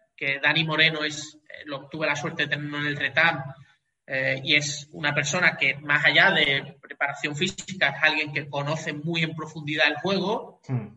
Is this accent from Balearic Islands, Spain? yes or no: no; Cádiz, Andalusia, Spain; also born or lived in Catalonia; soy gaditano, aquí en Cádiz